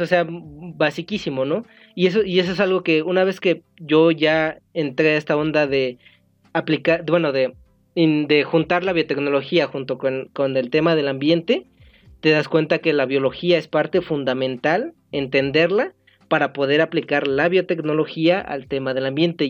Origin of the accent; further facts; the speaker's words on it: State of Mexico, Mexico; yo soy del Estado de México